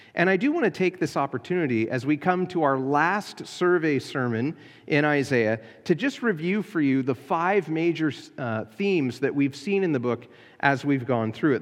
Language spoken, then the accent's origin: English; United States; as American Christians